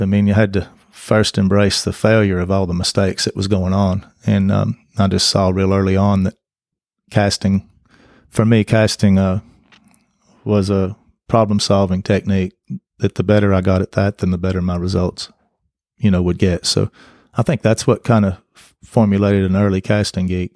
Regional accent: Greeneville, Tennessee, United States; also born or lived in Saint Louis, Missouri / Salem, Missouri; I grew up in Greenville

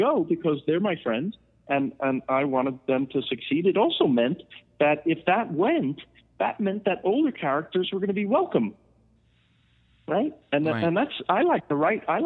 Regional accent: Rockland County, New York, United States; also born or lived in Queens; our town that we grew up in Rockland County

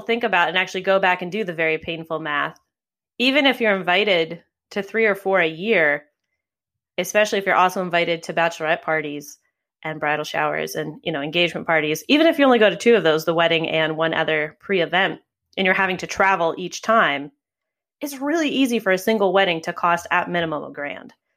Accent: New York City, New York, United States; my hometown of New York City

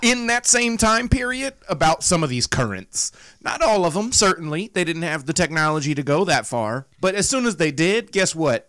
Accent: the South, United States; 31 from the South with my voice and accent

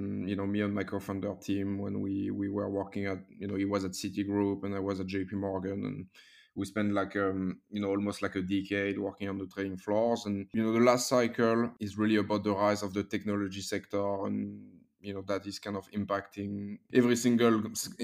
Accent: France; moved away as an adult; now in London, United Kingdom; I'm originally from France

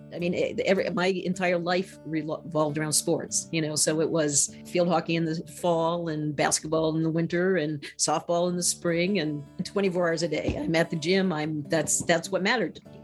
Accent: Maine, United States; I grew up in Maine. Maine is white.

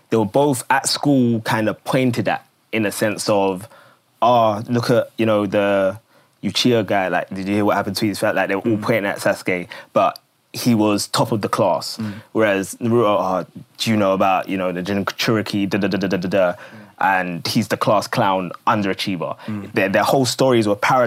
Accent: London, United Kingdom; I grew up in Woolwich

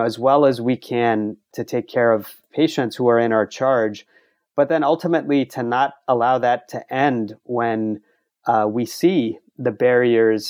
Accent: Baton Rouge, Louisiana, United States; now in New York City, United States; I grew up in Baton Rouge

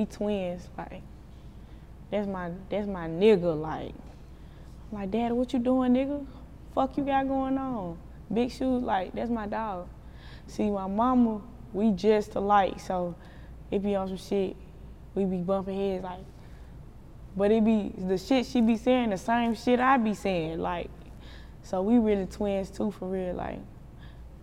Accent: Chattanooga, Tennessee, United States; I grew up on the east side. Well, I'm from the east side, but I grew up in Eastdale.

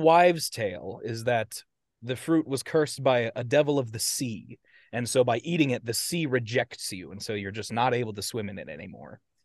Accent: United States; accent: American; my American accent

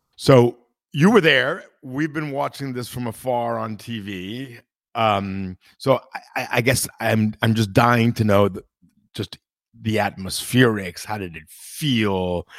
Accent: Italy; I'm from Italy

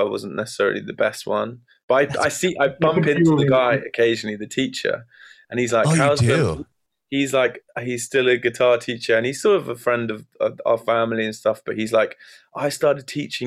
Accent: London, United Kingdom; also born or lived in near Brighton, Sussex; I was born and raised in London. So yeah, I'm originally from London, but then I spent moved in my early years down to a place called Brighton, near Brighton

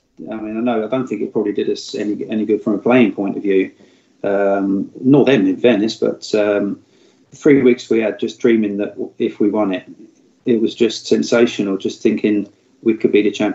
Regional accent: Guildford, South East England, United Kingdom; Guildford's my hometown

